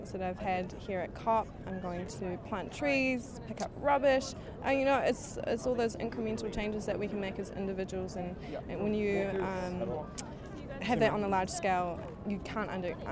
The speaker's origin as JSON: {"language": "English", "country": "New Zealand", "said": "from Aotearoa, New Zealand."}